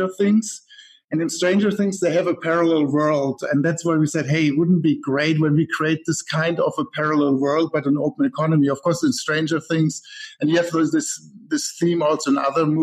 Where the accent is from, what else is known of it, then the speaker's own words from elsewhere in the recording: Germany; moved away as an adult; now in Silicon Valley, United States; I'm originally actually from Germany, but I live here in the Silicon Valley since 10 years